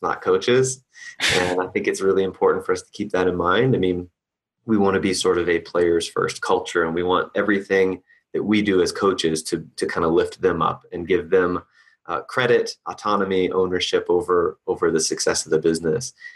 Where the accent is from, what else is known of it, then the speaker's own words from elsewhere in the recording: Boston, Massachusetts, United States; moved away; I'm originally from Boston